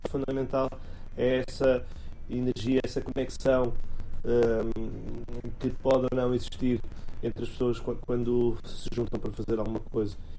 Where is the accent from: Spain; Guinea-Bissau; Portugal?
Portugal; Porto, Norte; eu sou do Porto